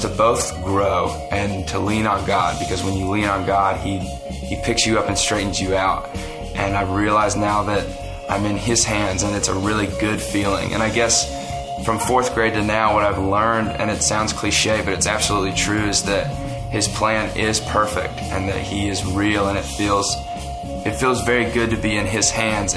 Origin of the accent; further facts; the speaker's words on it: the South, United States; I was raised in the South